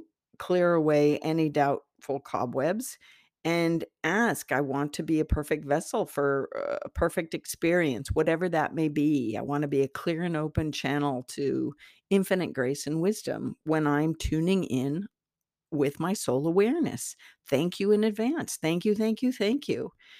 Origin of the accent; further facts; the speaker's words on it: Ireland; Take it with a grain of salt. I'm Irish. Take it with a grain of salt.